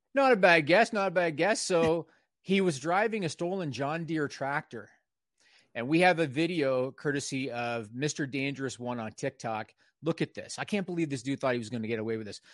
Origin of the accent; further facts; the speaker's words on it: Canada; I'm Canadian